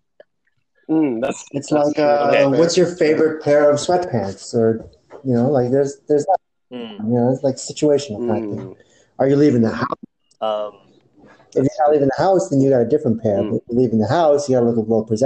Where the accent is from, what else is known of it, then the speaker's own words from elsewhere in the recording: San Francisco, California, United States; moved away; we're from San Francisco, like it doesn't really get that much more Asian than that in America